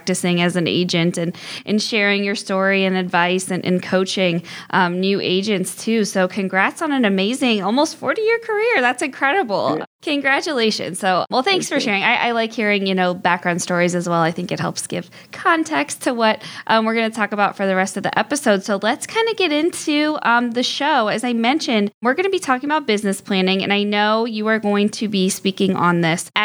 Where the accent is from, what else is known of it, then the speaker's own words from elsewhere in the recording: Barberton, Ohio, United States; I'm from Barberton